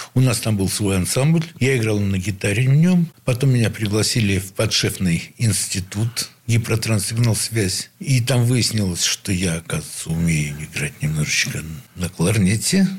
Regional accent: Saint Petersburg, Russia; Я родился в Санкт-Петербурге, ну, в Ленинграде

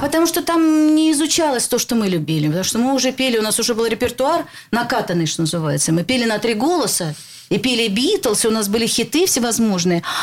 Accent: Saint Petersburg, Russia; Я родилась в Ленинграде

